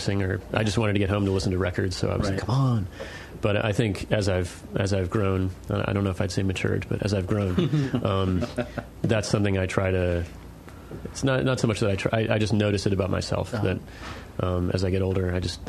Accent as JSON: {"language": "English", "town": "Sterling", "region": "Virginia", "country": "United States", "tie": "born or raised there", "said": "I grew up on the Claude Moore Farm in Sterling, Virginia"}